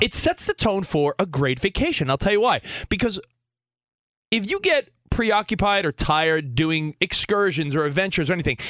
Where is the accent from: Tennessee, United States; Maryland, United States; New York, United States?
New York, United States; now in Los Angeles, United States; I'm a white dude that was born in New York, live in LA now